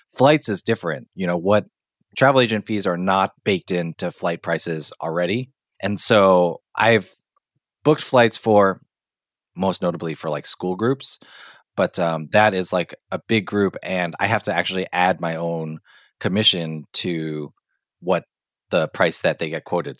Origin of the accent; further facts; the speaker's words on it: Hong Kong; moved away; growing up in Hong Kong